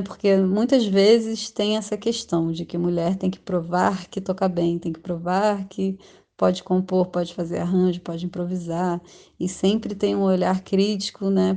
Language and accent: Portuguese; Rio de Janeiro, Brazil; moved away as an adult; now in São Paulo, Brazil; Atualmente moro em São Paulo, eu sou do Rio de Janeiro, mas estou aqui nos últimos dois anos